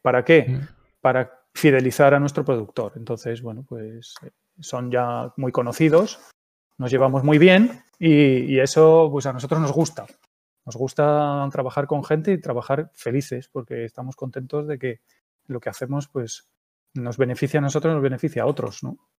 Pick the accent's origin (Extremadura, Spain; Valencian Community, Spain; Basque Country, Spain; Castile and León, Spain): Basque Country, Spain; Gipuzkoa; moved away as an adult; also born or lived in Palencia; Soy de un pueblo de, de Guipúzcoa donde todos los años había una exposición en el frontón del pueblo